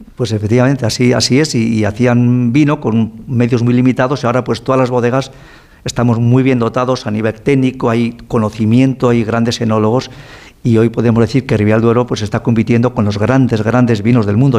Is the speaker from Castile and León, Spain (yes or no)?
yes; Ribera del Duero, Castile and León, Spain; Yo nací en la Ribera del Duero